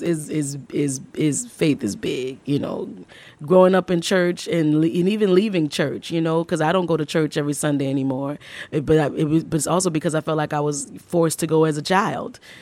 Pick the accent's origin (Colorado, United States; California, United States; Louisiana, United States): Louisiana, United States; New Orleans; I'm from New Orleans